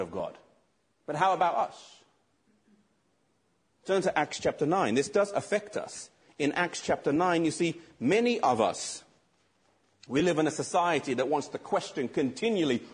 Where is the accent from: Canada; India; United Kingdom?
United Kingdom; England; I'm English because I'm from England.